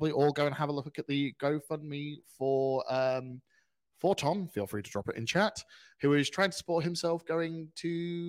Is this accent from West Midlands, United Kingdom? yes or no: yes; Staffordshire, West Midlands, United Kingdom; He also was a Staffordshire lad like myself.